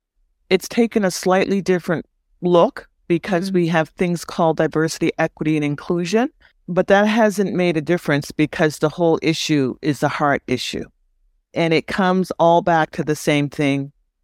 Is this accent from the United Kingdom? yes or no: no; East Coast, Canada; as a young Black woman growing up in Canada, on the East Coast, I couldn't understand when I walked down the street why people would say things to me.